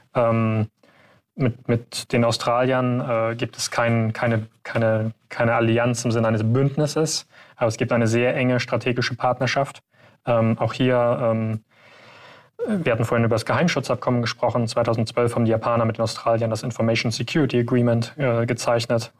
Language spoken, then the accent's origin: German; Germany; wir als Deutsche